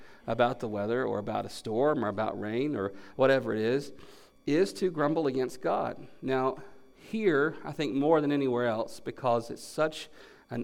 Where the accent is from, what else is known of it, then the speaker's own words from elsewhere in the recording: North Carolina, United States; moved away as an adult; also born or lived in Tennessee / Kentucky / Central Florida / Texas; I grew up in North Carolina, moved to Tennessee for Bible college